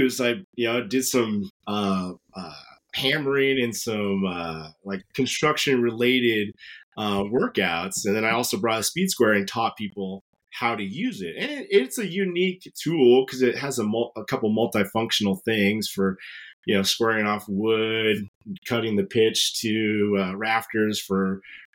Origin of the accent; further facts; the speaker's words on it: Wahoo, Nebraska, United States; I'm from the sticks. I'm from Wahoo.